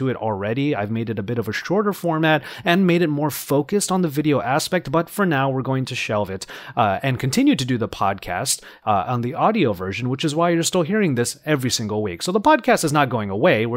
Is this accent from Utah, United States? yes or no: no; Los Angeles, California, United States; I was born in Los Angeles. I was raised here. I am still here.